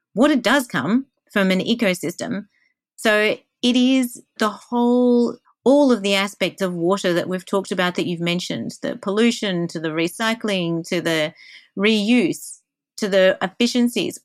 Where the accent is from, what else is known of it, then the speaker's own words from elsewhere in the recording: Australia; I'm Australian.